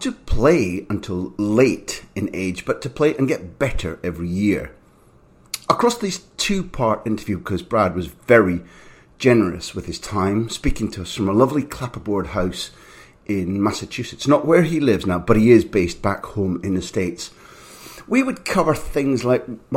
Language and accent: English; Aberdeen, Scotland, United Kingdom; when I was growing up in Aberdeen, which is in the cold northeast of Scotland